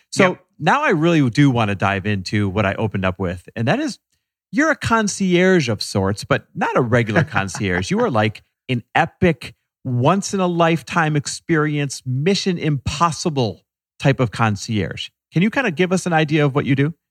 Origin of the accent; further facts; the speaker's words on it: London, United Kingdom; now in Topanga, United States; London, East London. And where do you live now? Uh, Topanga up in the hills.